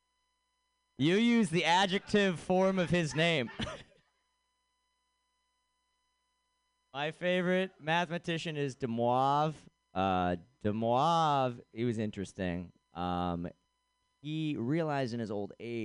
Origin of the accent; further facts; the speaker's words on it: Boston, Massachusetts, United States; I'm from Boston